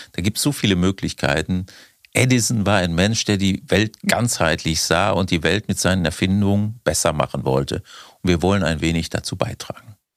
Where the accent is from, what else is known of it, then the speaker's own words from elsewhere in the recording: Germany; wir in Deutschland